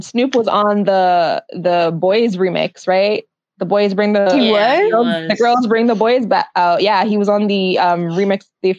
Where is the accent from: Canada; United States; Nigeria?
Canada